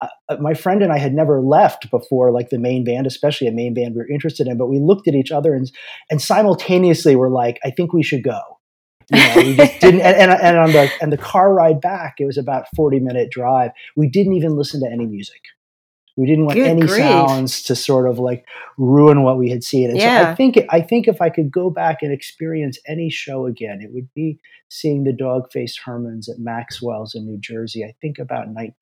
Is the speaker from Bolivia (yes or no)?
no; Aruba; I grew up in Aruba, which was part of the Netherlands Antilles at the time. And so like the music we would hear was very European.